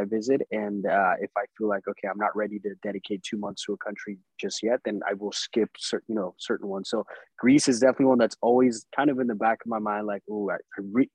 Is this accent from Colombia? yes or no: yes; Colombia; moved away; also born or lived in Sacramento; I am an immigrant myself and I was born and raised in Colombia